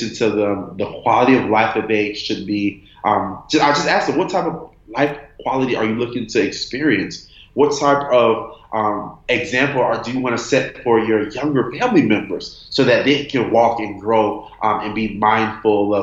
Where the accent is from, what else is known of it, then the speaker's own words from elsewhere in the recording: Miami, Florida, United States; I'm from Miami, Florida